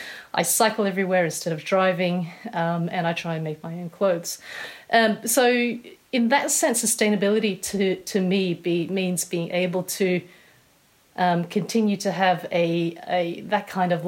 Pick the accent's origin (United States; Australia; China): Australia; accent: Australian; moved away as an adult; now in United Kingdom; most people here tend to think I'm British, unless they're either married to an Australian or have a lot of Australian friends, and then they can hear like the twang that's still there.